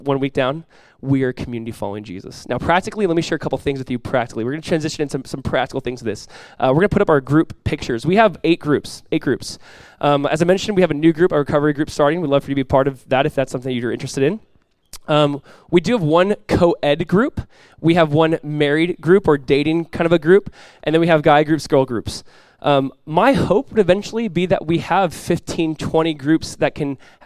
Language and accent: English; United States; We're American Christians